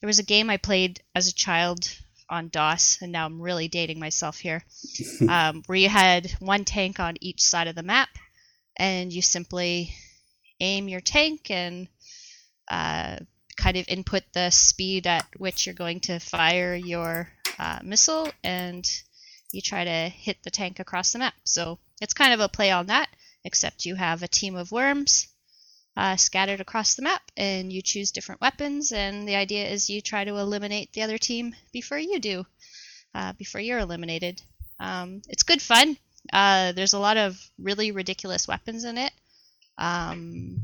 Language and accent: English; Canada; I'm from Canada